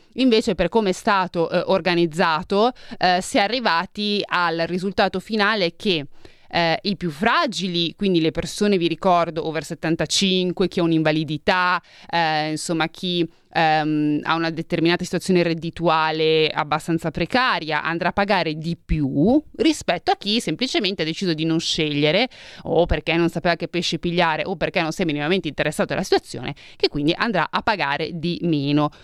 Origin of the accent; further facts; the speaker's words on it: Milan, Lombardy, Italy; sono di Milano